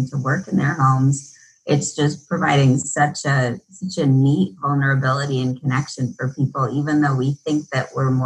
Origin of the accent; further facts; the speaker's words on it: Midwest, United States; Everything that I'd been taught growing up in the Midwest